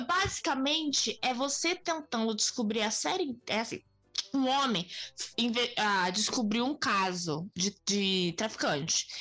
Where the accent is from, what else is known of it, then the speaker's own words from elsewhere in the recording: Brazil; sendo brasileiro